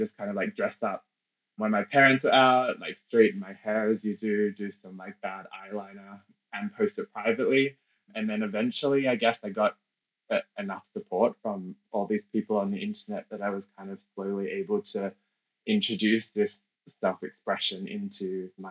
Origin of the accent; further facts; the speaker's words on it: Canberra, Australian Capital Territory, Australia; first language English; now in London, United Kingdom; I grew up in Canberra in Australia